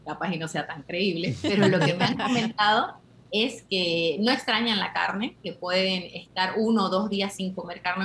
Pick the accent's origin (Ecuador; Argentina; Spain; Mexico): Argentina; now in Bolivia; yo soy argentina, pero vivo en Bolivia hace más de 20 años